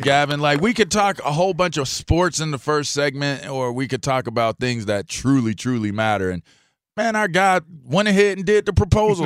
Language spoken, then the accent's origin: English; Pittsburgh, Pennsylvania, United States; I grew up in Pittsburgh